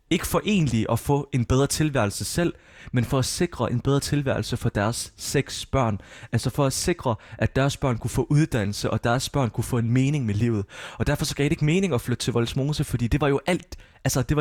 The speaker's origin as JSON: {"language": "Danish", "country": "Palestine", "said": "at jeg er fra Palæstina, jeg er palæstinenser."}